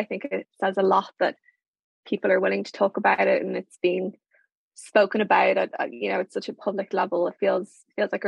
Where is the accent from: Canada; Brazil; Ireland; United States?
Ireland; moved away as an adult; also born or lived in London